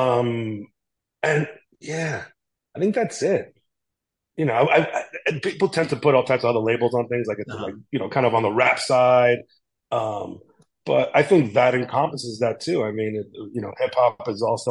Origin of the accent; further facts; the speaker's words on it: New York City, New York, United States; I grew up in the South Bronx with Frank